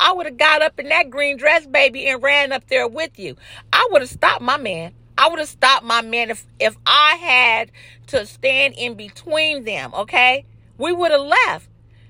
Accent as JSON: {"language": "English", "town": "Los Angeles", "region": "California", "country": "United States", "said": "I'm from South Central Los Angeles."}